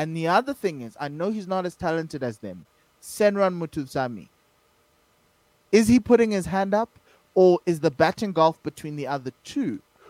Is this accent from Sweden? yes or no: no; South Africa; as a South African fan, and all the South African fans are there, they're happy with the win.